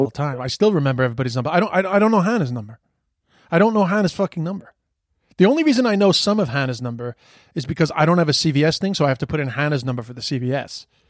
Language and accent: English; New York City, New York, United States; we'd be, like, hanging out on the streets of Queens